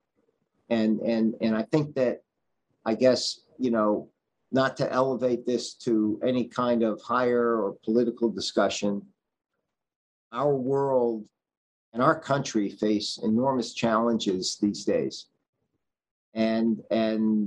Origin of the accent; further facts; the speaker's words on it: New Haven, Connecticut, United States; when I was growing up in New Haven